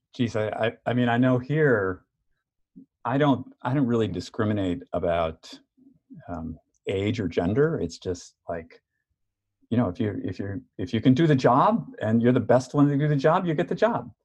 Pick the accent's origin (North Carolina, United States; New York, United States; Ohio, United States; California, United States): New York, United States; moved away; I'm from New York